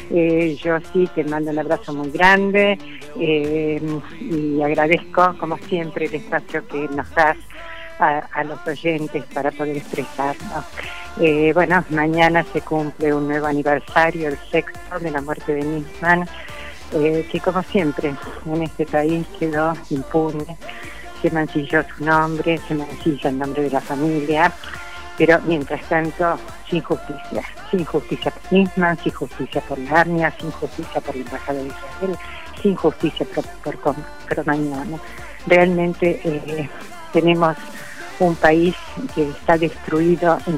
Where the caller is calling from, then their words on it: Vicente López, Buenos Aires Province, Argentina; de Vicente López.